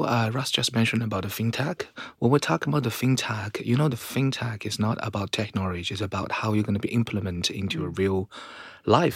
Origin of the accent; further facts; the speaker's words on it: Shanghai, China; my hometown in Shanghai